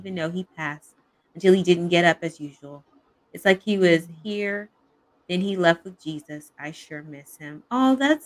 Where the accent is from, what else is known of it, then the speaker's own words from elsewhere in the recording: Edmond, Oklahoma, United States; moved away; I grew up in the Midwest in Oklahoma City. Actually, it's a suburb called Edmond.